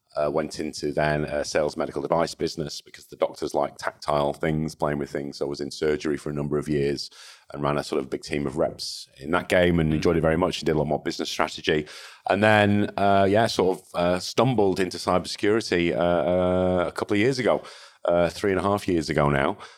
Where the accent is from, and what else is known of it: Salford, North West England, United Kingdom; born or raised there; also born or lived in Liverpool / Hong Kong / Manchester